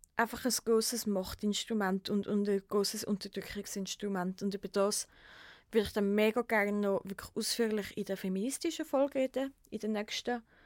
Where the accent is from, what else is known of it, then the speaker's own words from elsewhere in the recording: Switzerland; bei uns in der Schweiz